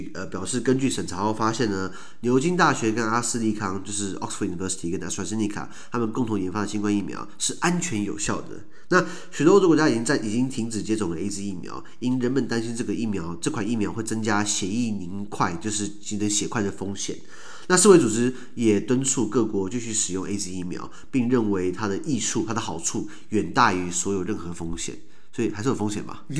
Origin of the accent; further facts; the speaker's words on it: Taiwan; 哎，好像我们台湾人刚好只拿到 A Z，对不对？